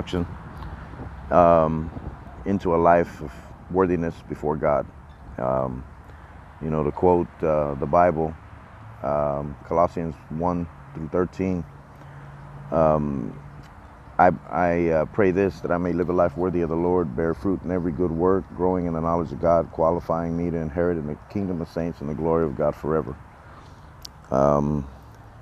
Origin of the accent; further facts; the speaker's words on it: Texas, United States; I'm from Texas